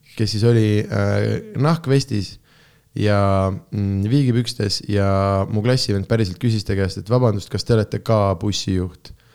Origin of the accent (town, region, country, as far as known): Tartu, Tartu County, Estonia; born or raised there